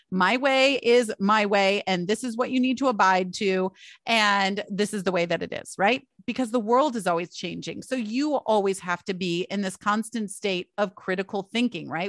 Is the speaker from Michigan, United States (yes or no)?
yes; Michigan, United States; I grew up in Michigan